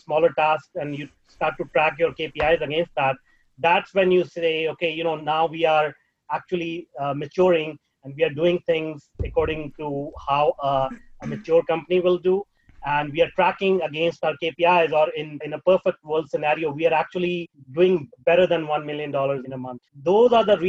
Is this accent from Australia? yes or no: no; India; moved away; I was raised in India